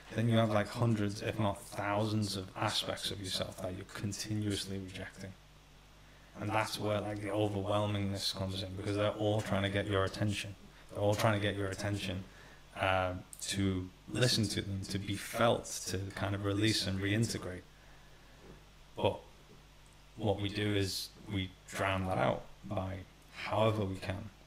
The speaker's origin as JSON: {"language": "English", "country": "Iran", "tie": "born or raised there", "said": "Middle Eastern background, so I was born in Iran"}